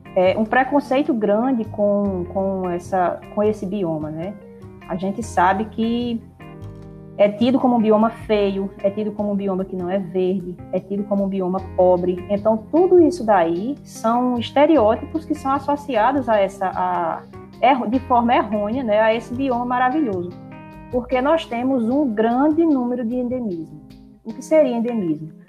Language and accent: Portuguese; Brazilian semi-arid, Northeast Brazil, Brazil; o semiárido é a minha casa. É onde eu nasci, é onde eu cresci